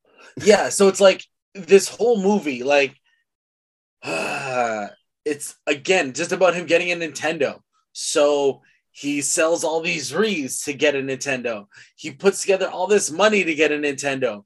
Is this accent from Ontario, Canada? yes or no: yes; Mississauga, Ontario, Canada; we grew up in Mississauga